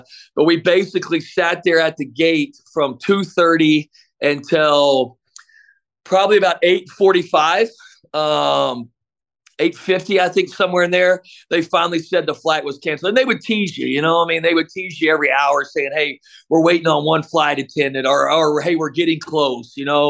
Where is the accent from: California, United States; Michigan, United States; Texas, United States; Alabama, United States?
Texas, United States; Midland; also born or lived in Dallas; now in El Paso, United States; I grew up in Midland, and we had a Southwest out of Midland